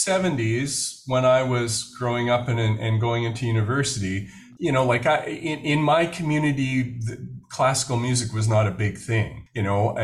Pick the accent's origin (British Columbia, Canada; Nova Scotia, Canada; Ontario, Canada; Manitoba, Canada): Manitoba, Canada; Winnipeg; now in Vancouver, Canada; I'm Canadian, was born in what my Indigenous community thinks of as Red River, which a lot of people would call Winnipeg, Manitoba